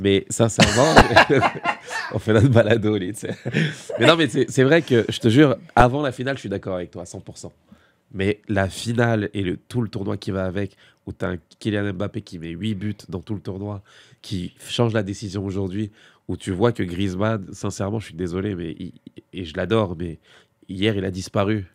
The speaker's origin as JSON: {"language": "French", "country": "France", "said": "en tant que Français"}